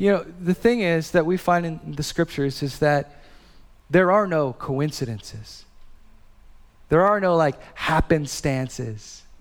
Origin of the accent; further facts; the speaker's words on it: Hawaii, United States; born there; also born or lived in Midwest; So I was born in Hawaii. I lived in the Midwest.